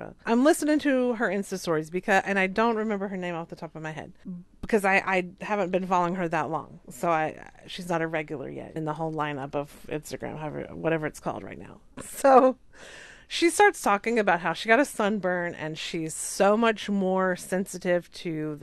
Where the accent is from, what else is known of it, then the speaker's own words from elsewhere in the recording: the South, United States; moved away; I'm from the South